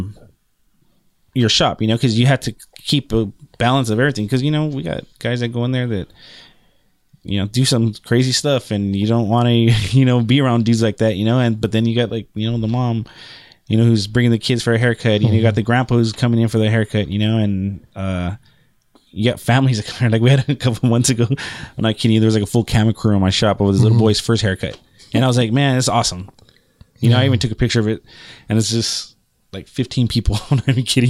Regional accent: Pico Rivera, California, United States; we used to walk to the barbershop from my house where I grew up in Pico Rivera

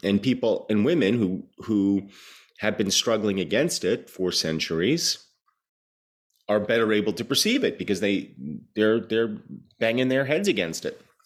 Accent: New Jersey, United States; growing up in New Jersey in the mid eighties

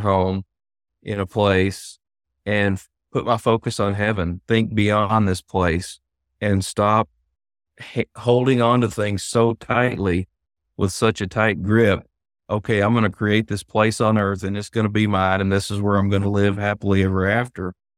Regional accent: Hartford, Arkansas, United States; I'm sure you can tell by my accent that I've been in Arkansas most of my life. So, moved here when I was about seven

